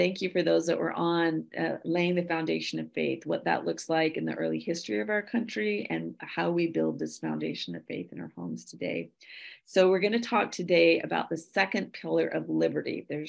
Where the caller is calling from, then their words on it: Chevy Chase, Maryland, United States; I come to you from Chevy Chase, Maryland, just about 20 minutes from the White House in Washington, D.C.